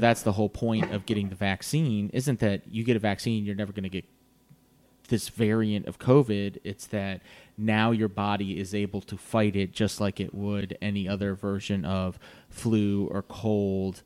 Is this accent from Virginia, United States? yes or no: yes; Virginia Beach, Virginia, United States; I grew up in Virginia Beach